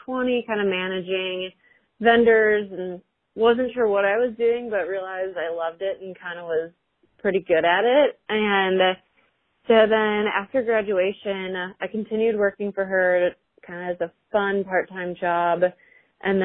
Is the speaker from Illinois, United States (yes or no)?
yes; Chicago, Illinois, United States; moved away as an adult; also born or lived in Indianapolis, Indiana; now in Cincinnati, United States; I'm originally from Chicago and then went to school in Indy. Now I'm in Cincy